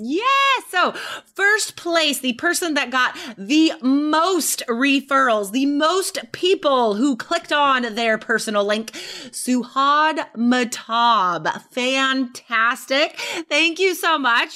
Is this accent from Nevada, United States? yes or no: yes; Carson City, Nevada, United States; I grew up in Nevada, Carson City, Nevada